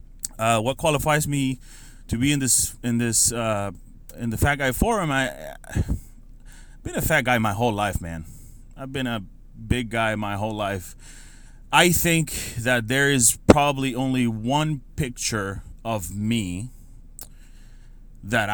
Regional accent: San Sebastián, Puerto Rico; moved away as an adult; also born or lived in San Francisco, California / Amelia Island, Florida; I grew up in Puerto Rico, born and raised in Puerto Rico

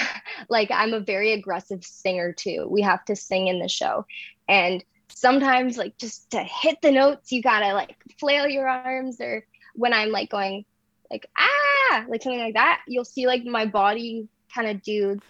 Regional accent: Lindsay, Ontario, Canada; from Lindsay, Ontario

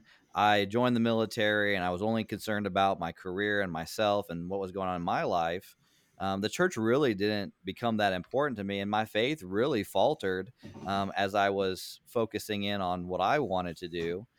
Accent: Senegal; I grew up in Senegal. My parents were missionaries there

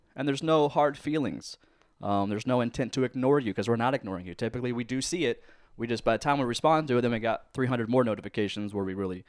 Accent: Lancaster, New York, United States; I'm from Lancaster. Leave me alone.

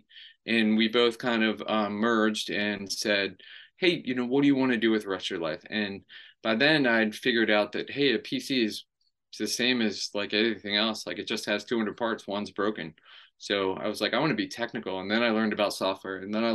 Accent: Maryland, United States; I grew up in Maryland.

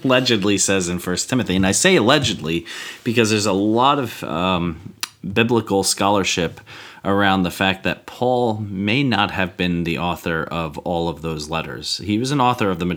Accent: United States; I'm American

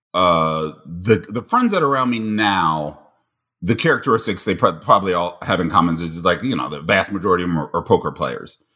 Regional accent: Cincinnati, Ohio, United States; moved away; also born or lived in Ames, Iowa / Wichita, Kansas / Minneapolis / New York; born and raised in Cincinnati

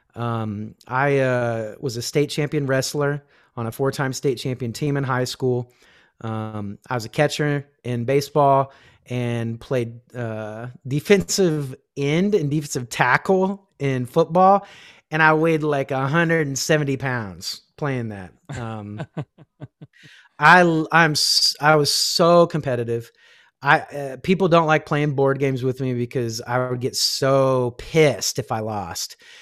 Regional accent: Kansas, United States; I grew up in Kansas

